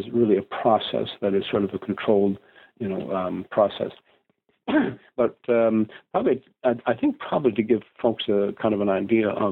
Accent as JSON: {"language": "English", "country": "Canada", "said": "I'm Canadian"}